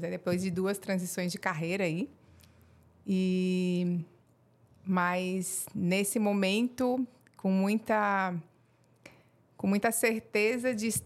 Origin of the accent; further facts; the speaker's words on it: Rio Negro, Paraná, Brazil; born there; also born or lived in Mafra; E como não tinha maternidade em Mafra, eu nasci no Paraná, em Rio Negro.